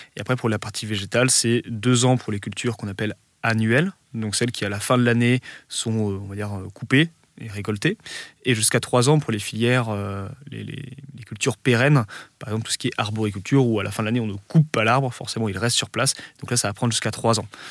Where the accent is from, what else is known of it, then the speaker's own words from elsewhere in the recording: Lille, Hauts-de-France, France; quand on est Lillois, la Belgique, c'est la porte à côté